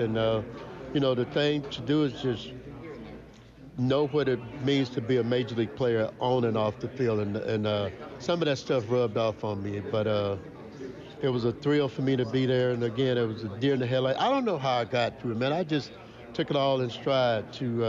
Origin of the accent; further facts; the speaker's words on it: Mansfield, Louisiana, United States; growing up in Mansfield, Louisiana